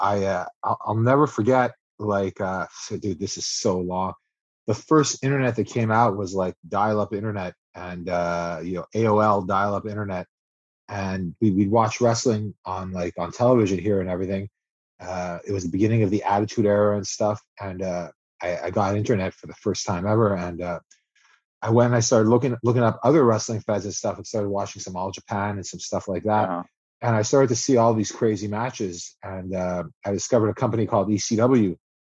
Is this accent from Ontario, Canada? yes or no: no; Montreal, Quebec, Canada; we're English, and Quebec is a French province